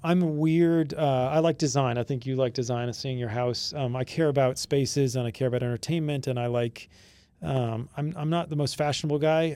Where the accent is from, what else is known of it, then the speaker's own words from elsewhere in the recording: Florida Keys, United States; growing up in the Florida Keys